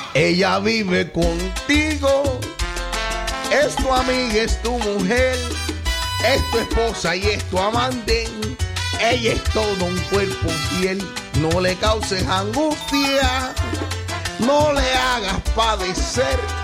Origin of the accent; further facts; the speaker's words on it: Cuba; somos cubanos. Los cubanos traemos la sangre